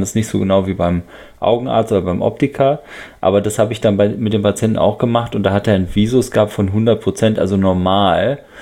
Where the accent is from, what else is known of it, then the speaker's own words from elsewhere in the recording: Netherlands; moved away; aus meinem Heimatland sozusagen, nämlich aus den Niederlande